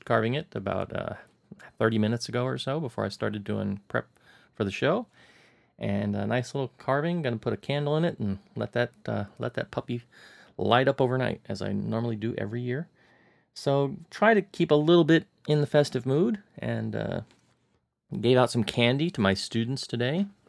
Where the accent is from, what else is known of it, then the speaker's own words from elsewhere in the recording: Florida, United States; now in Hong Kong; growing up in Florida